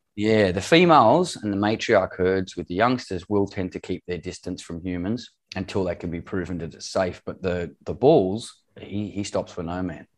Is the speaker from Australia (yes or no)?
yes; Australia; moved away as an adult; also born or lived in Middle East; I'm Australian, born and bred